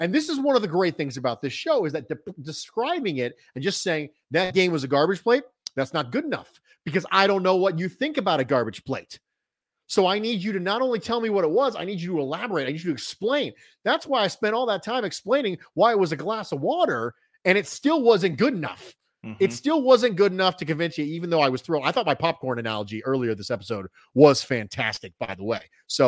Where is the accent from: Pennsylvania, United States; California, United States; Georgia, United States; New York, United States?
New York, United States; Rochester; And I'm from Rochester. I respect your view on garbage plates.